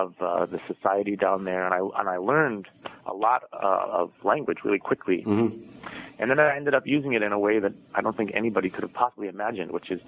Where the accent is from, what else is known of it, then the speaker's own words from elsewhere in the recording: Madison, Wisconsin, United States; Despite my Italian name, I am from Madison, Wisconsin. That's where I grew up.